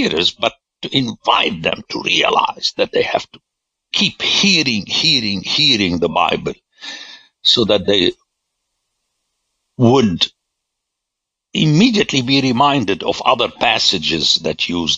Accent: Lebanon; I grew up in Lebanon

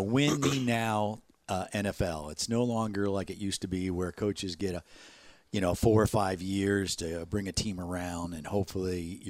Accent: Chicago, Illinois, United States; I grew up in Chicago.

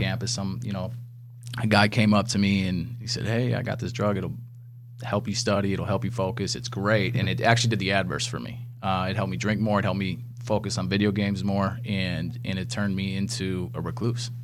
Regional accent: Wisconsin, United States; growing up in Wisconsin

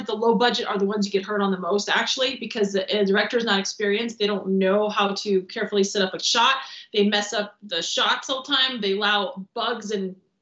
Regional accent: Transylvania, Romania; also born or lived in Michigan, United States; now in Los Angeles, United States; And I'm from Transylvania

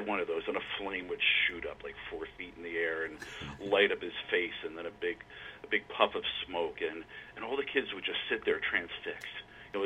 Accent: Philadelphia, Pennsylvania, United States; I was born in Philadelphia, grew up just outside of Philadelphia, and lived there most of my life

